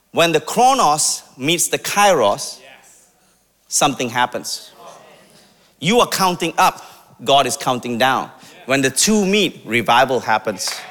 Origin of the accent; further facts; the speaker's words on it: India; I'm Indian, by the way, if you can't tell.